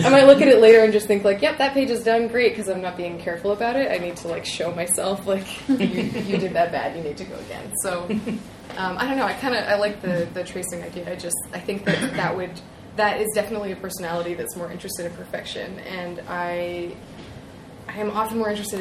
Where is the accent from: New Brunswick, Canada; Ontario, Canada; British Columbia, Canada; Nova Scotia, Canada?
Ontario, Canada; Toronto; my hometown